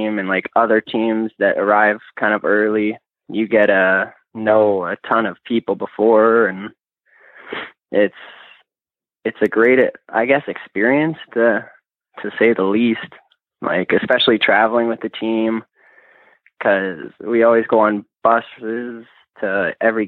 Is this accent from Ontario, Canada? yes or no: no; Lethbridge, Alberta, Canada; moved away as an adult; now in Olds, Canada; I'm originally from Lethbridge